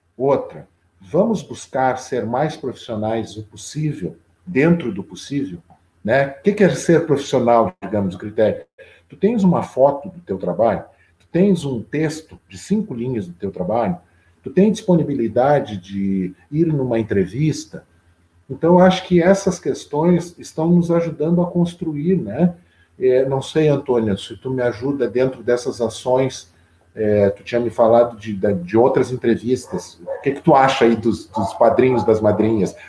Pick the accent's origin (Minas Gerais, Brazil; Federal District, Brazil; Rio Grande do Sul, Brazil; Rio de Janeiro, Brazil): Rio Grande do Sul, Brazil; Pelotas; also born or lived in Lavras do Sul / Porto Alegre; Eu sou de Lavras do Sul, Terra Buena, de Lavras do Sul, mas eu, eu vim para Pelotas, eu tinha seis anos de idade